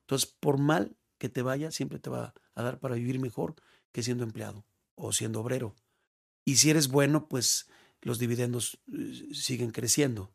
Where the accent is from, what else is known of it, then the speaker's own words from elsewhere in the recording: Mexico; also born or lived in León / Guadalajara; es gratificante para uno como mexicano decir, vámonos